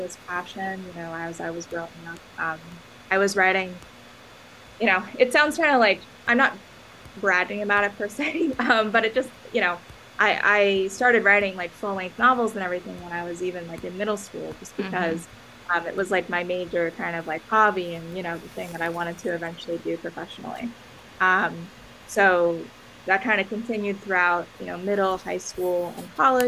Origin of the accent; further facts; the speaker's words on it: Long Island, New York, United States; also born or lived in Massachusetts; I'm originally from New York. I'm from Long Island, and, you know, that's where I lived basically my entire life